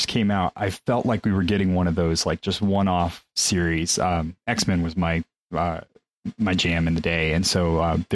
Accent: Mexico; moved away; I grew up in Mexico for those formative years

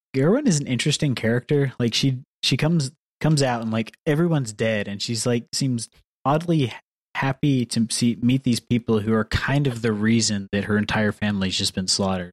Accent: the South, United States; I'm from the South

